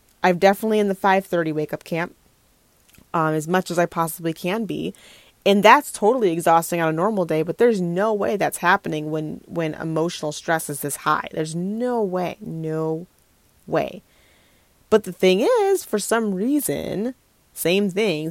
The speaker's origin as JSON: {"language": "English", "town": "Minneapolis", "region": "Minnesota", "country": "United States", "tie": "born or raised there", "moved": "yes", "said": "I'm not in Minneapolis right now. I don't live there currently. It's just my hometown"}